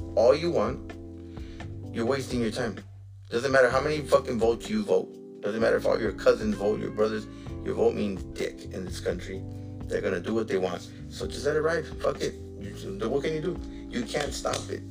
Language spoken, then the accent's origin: English; United States; I was born in this fucking country. You know what I'm saying? Like I'm an American citizen